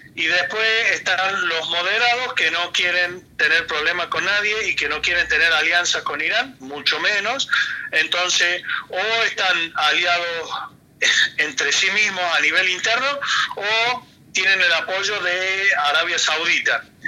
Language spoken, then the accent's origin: Spanish; Lebanon; moved away; cerca de mi pueblo, está a muy pocos kilómetros donde yo soy del Líbano, en las montañas